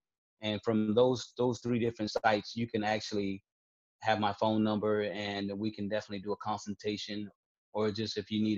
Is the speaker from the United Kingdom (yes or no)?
no; Italy; also born or lived in Conway, South Carolina, United States; I'm originally from Conway, South Carolina, but I'm also a military dependent, a military child as well back then. And I grew up in Italy, and that's one of the unique things that a lot of people don't know about me.